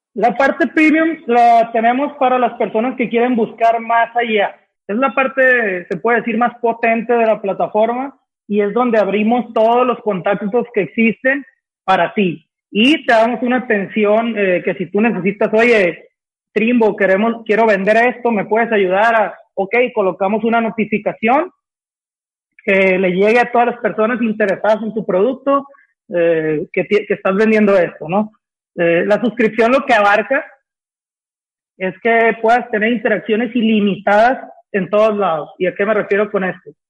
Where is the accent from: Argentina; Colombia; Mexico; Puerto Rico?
Mexico; Sinaloa; now in Guadalajara, Mexico; somos de Sinaloa tres de los cuatro socios